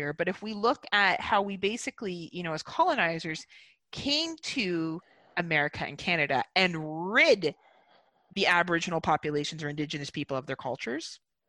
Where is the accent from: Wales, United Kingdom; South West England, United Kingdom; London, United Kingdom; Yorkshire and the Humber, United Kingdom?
Wales, United Kingdom; I say we because I'm white and I am from Wales. And my people came here and colonized.